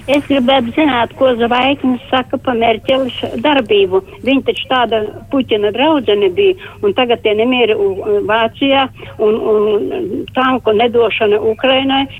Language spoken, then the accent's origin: Latvian; Latvia; es esmu latvietis